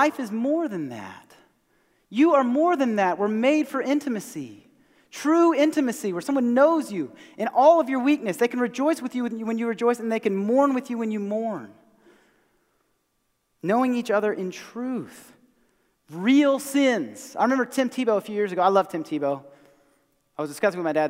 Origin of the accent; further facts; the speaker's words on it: Mount Pleasant, South Carolina, United States; I grew up here in America, East Cooper, east of the Cooper